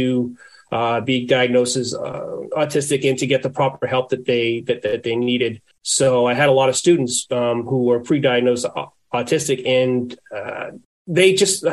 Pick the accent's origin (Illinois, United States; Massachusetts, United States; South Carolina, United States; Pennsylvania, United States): Massachusetts, United States; Boston; I'm from the Boston area.